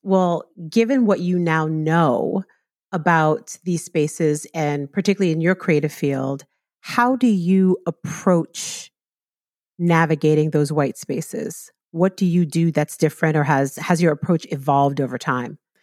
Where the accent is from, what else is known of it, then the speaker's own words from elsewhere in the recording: New York City, New York, United States; I grew up in the South Bronx in a, you know, West Indian Caribbean neighborhood